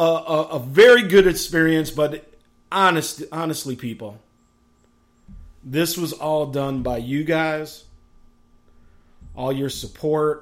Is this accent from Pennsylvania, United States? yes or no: no; Chicago, Illinois, United States; my hometown, Chicago, Illinois